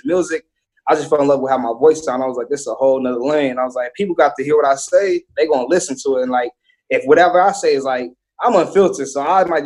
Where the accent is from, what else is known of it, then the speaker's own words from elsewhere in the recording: Bakersfield, California, United States; I'm from Bakersfield, Southwest to be exact.